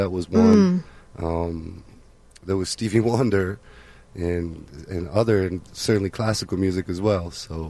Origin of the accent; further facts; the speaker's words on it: Poland; now in Chicago, United States; I was born in Poland, originally from Poland.